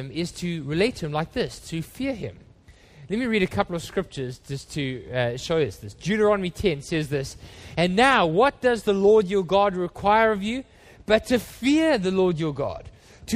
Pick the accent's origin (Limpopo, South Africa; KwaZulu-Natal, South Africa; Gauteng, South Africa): Gauteng, South Africa; Johannesburg; when I was a boy, we grew up in Johannesburg, and we don't live in apartments in South Africa